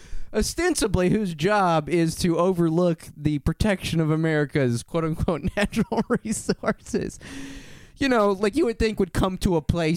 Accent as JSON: {"language": "English", "region": "Texas", "country": "United States", "said": "I was born in Texas, lived there for 6 years in all."}